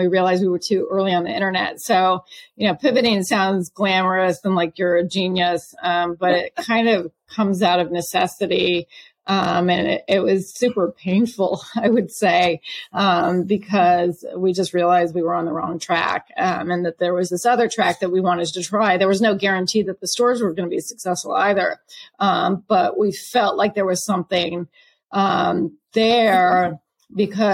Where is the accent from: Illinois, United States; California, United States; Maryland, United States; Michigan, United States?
California, United States; California near Berkeley, United States; moved away as an adult; also born or lived in Boston; I grew up in California near Berkeley